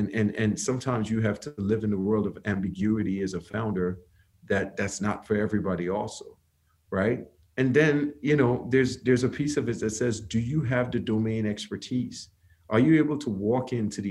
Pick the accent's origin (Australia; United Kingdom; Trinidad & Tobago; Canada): Trinidad & Tobago; moved away as an adult; now in United States; I'm from Trinidad, came to the U.S. on a basketball scholarship